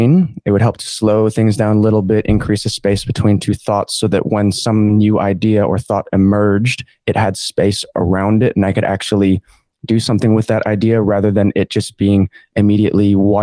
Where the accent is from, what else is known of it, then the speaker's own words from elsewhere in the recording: Montana, United States; now in Far North Queensland, Australia; I have an Australian mom and American dad. I grew up in Montana